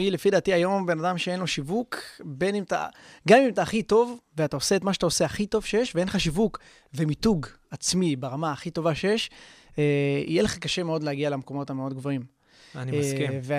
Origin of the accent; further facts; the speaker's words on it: Haifa, Haifa District, Israel; הייתי שחקן כדורגל במכבי חיפה, אני במקור מחיפה